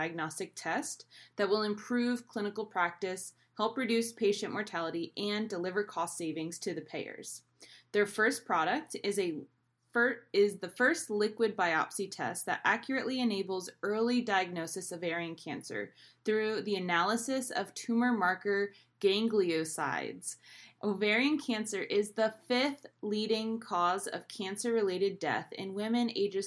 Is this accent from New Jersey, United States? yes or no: yes; Sussex County, New Jersey, United States; I am from Sussex County, New Jersey.